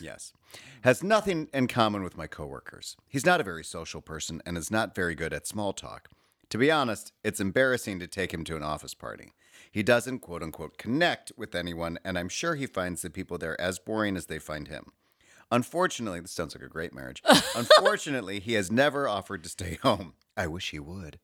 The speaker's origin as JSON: {"language": "English", "town": "Chicago", "region": "Illinois", "country": "United States", "moved": "as an adult", "lives_now": "New York, United States", "said": "I'm from Chicago, but I've lived in New York for the past twenty years"}